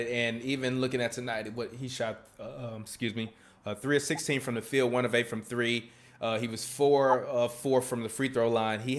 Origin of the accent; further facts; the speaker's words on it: Chicago, Illinois, United States; I play like a West Side hooper, even though I'm from the even though I'm from the South Side.